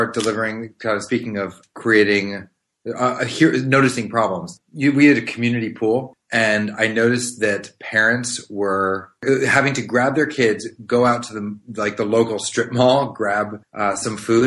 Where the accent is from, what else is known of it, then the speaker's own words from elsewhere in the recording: Maryland, United States; I grew up in Maryland, right outside DC